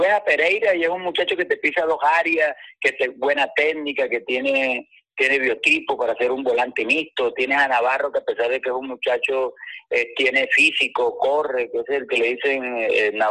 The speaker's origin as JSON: {"language": "Spanish", "town": "Maracaibo", "region": "Zulia", "country": "Venezuela", "said": "yo soy de Zulgar y de Maracaibo"}